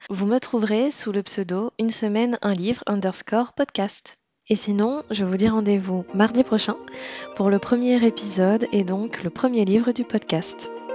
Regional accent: Réunion; moved away as an adult; also born or lived in Poitiers; je suis née et j'ai grandi à La Réunion

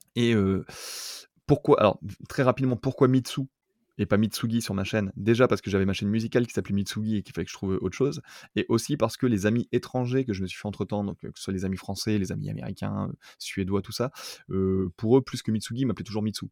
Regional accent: France; moved away as an adult; also born or lived in Toulouse, France; now in Tokyo, Japan; je viens de France

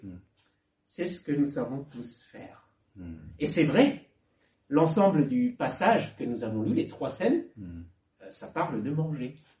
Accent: Lower Normandy, France; mes parents donc, sont nés au Laos et ils sont arrivés en France dans les années 70 et moi je suis né donc, en 79. Donc je suis français bas normand même

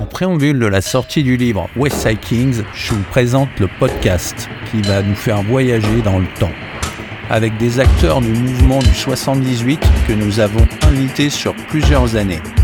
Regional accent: Plaisir, Île-de-France, France; also born or lived in Senegal; je viens de plaisir, ouais, dans 78, dans un quartier qui s'appelle le Balibou, qui est à 5, 6, 7 km de trappe. Donc voilà, c'est là d'où je viens, c'est là où j'ai grandi. Je suis arrivé là-bas en 1975 en provenance du Sénégal

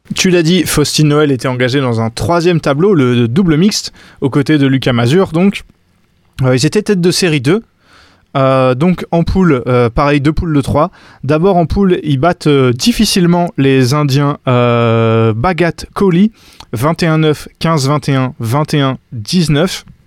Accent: France; en tant que français

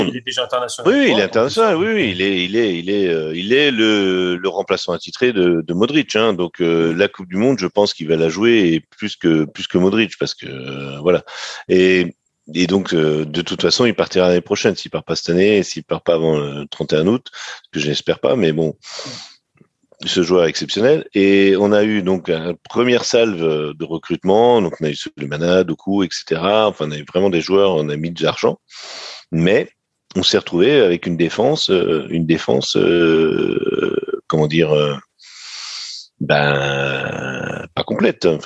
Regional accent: Rennes, Brittany, France; je peux dire maintenant en tant que Rennais

